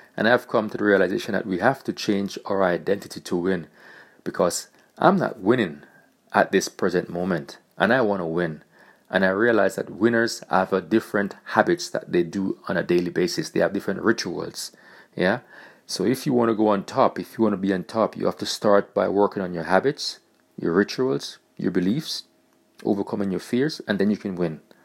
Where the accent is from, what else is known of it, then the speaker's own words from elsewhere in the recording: Jamaica; now in Germany; I was born in Jamaica, and I'm currently living in Germany.